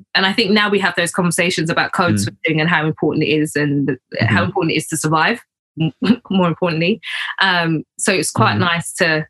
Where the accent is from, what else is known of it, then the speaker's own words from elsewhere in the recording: United Kingdom; accent: East London / Essex; fucking hell, you sound so like East London or like so Essex.